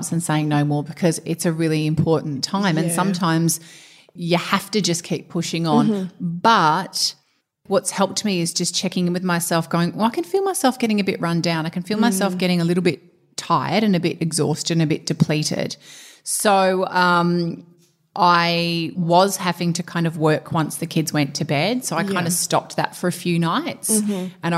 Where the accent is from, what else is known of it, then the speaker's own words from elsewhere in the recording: Perth, Western Australia, Australia; moved away; growing up in Perth